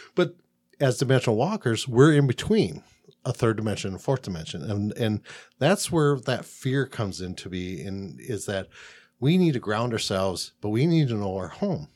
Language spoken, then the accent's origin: English; Midwest, United States; now in Phoenix, United States; I'm from the Middle Coast.